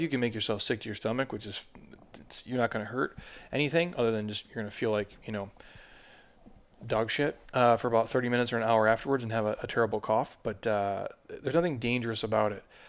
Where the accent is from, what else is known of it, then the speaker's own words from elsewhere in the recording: Minnesota, United States; I'm from Minnesota